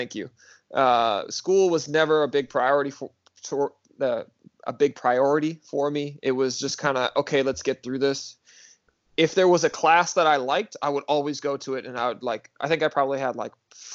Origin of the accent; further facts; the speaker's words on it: Minnesota, United States; moved away as an adult; also born or lived in Israel; growing up in Minnesota